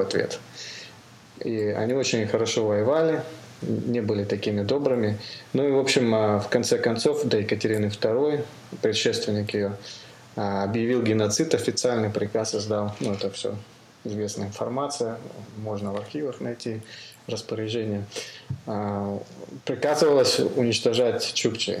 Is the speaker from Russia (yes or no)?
yes; Amur Oblast, Russia; Я сам с Дальнего Востока, как бы с Амурской области. А, вы, родился, вырос там